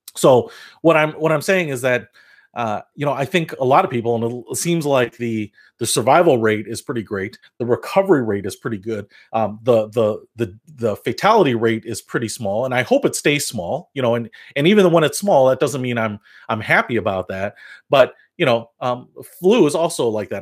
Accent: Detroit, Michigan, United States; now in Illinois, United States; I'm originally from Detroit, so here in the Midwest

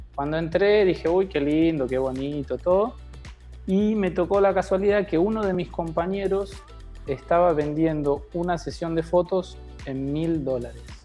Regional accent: Argentina; also born or lived in Dominican Republic; now in Mexico; yo vengo desde Sudamérica, de Argentina

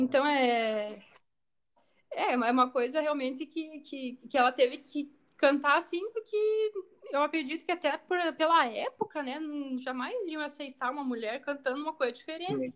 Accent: Rio Grande do Sul, Brazil; é o gaúcho, é nós

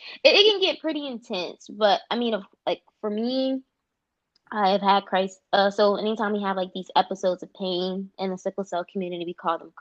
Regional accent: Atlanta, Georgia, United States; moved away as an adult; now in Washington, DC, United States; I am born and raised in Atlanta, Georgia

